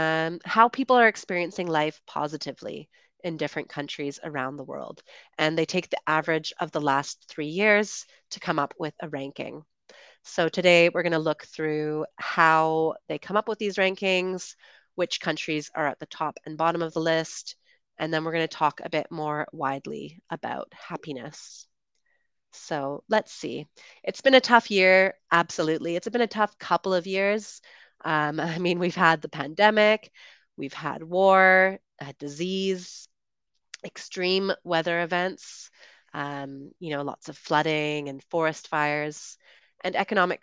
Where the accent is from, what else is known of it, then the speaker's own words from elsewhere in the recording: Canada; moved away as an adult; also born or lived in United Kingdom / Colombia; I'm originally from Canada, and I lived in the UK for about 8 years